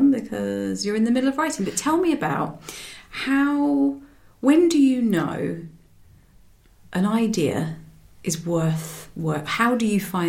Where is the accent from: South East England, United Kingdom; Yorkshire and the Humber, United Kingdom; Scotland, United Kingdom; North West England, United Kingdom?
South East England, United Kingdom; Medway; I'm from Medway